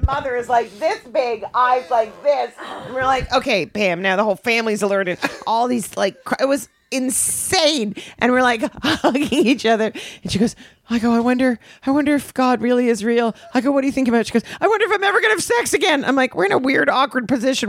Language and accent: English; Canada; I'm so Canadian.